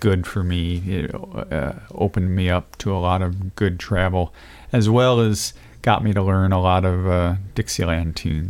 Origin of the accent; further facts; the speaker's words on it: St. Louis, Missouri, United States; moved away as an adult; now in New Orleans, United States; I grew up in St. Louis.